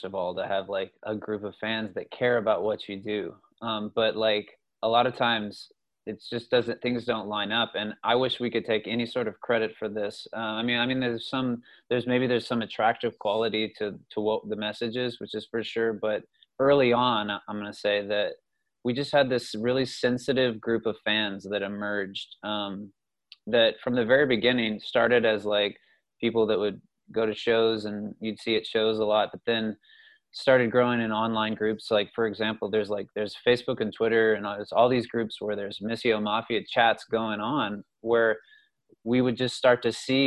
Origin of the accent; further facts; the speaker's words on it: Houston, Texas, United States; I grew up in Houston